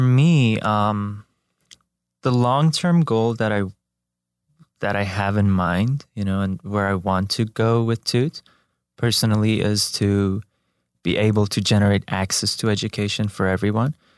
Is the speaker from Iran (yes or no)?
yes; Iran; moved away as an adult; also born or lived in Tehran; I was born and raised in Iran, in a Baha'i family